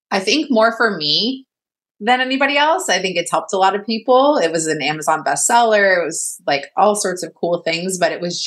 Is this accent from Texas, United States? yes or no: yes; Texas, United States; I'm from Texas too